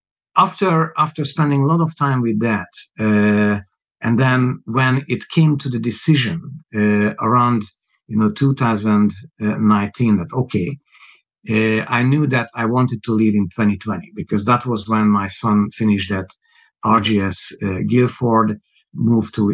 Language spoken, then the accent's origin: English; Hungary; English is a second language; moved away as an adult; also born or lived in Budapest / Hamburg / Moscow; now in United Kingdom; people hear that my accent is obviously not a British accent. It's not a native accent. I was born Hungarian.